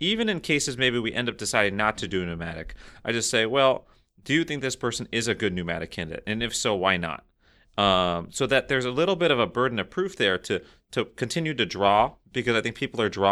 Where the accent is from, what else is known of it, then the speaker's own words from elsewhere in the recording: Canada; speaking as a Canadian retinal surgeon